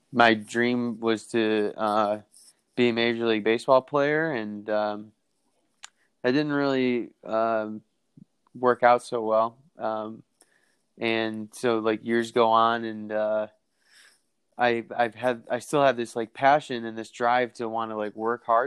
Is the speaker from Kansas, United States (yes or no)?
no; Batavia, New York, United States; I was born and raised in Batavia, New York, about 45 minutes east of Buffalo and west of Rochester